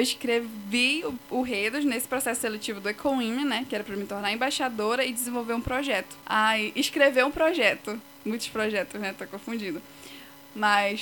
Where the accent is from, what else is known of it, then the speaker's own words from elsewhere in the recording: Igarapé-Açu, Pará, Brazil; moved away as an adult; now in Castanhal, Brazil; meus pais eram de Garapé-Açu, aí fiquei morando lá a minha infância quase assim toda